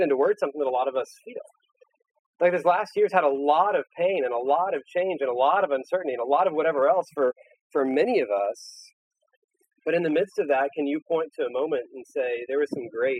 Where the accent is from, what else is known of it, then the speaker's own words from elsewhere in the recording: United States; as an American